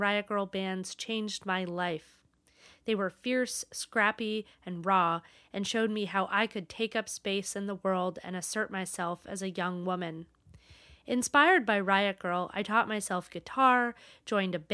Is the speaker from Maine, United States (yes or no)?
yes; Maine, United States; moved away as an adult; also born or lived in Portland, Oregon / New York City; growing up in Maine